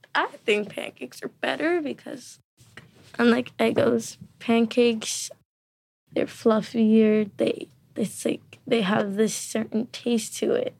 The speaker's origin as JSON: {"language": "English", "country": "United States", "said": "I am from America."}